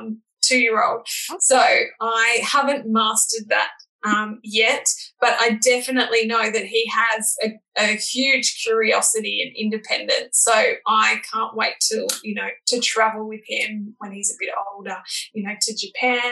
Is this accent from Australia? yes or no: yes; Bilpin, New South Wales, Australia; I grew up in Bilpin, which is sort of in the Blue Mountains, Hawkesbury area